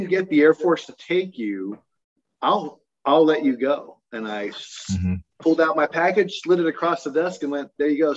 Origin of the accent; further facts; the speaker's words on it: Utah, United States; also born or lived in Newport Beach, California; I grew up in mostly in Utah. I went to high school here, but I was born and early raised down in Newport Beach, California. But Utah is really home